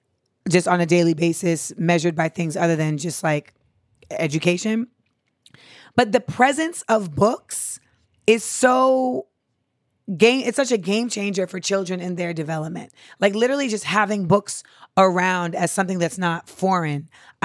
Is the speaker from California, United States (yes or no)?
yes; California, United States; Yes, so I am from the Bay.